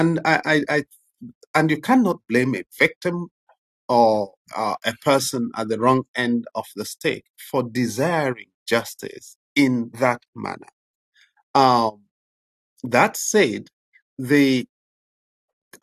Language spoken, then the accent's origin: English; Nigeria; I was born in the Nigerian Civil War into internal displacement and starvation